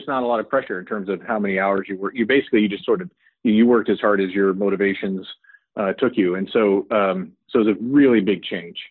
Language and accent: English; El Paso, Texas, United States; I grew up in El Paso, Texas.